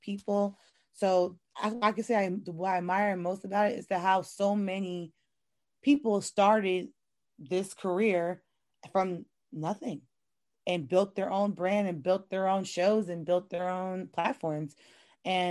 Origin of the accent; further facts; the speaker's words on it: New York, United States; moved away; I'm originally from New York. So my family was really heavy into our New York sports